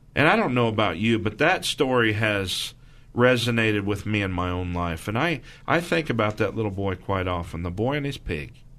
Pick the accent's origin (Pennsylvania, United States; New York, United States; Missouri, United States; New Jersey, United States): Missouri, United States; I'm from Missouri